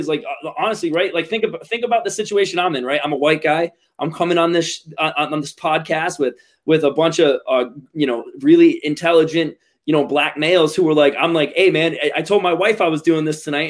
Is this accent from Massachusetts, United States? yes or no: yes; Attleboro, Massachusetts, United States; I grew up in the same community